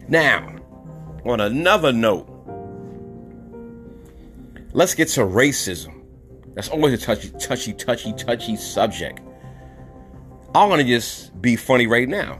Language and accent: English; New York City, New York, United States; I'm from New York City